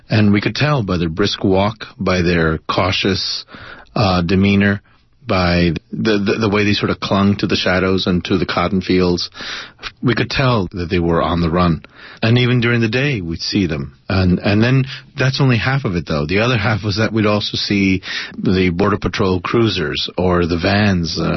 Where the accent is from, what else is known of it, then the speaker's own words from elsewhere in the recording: El Paso, Texas, United States; this cat and mouse game that seemed to be played along the border for most of my life, for right, most of my right. life growing up in El Paso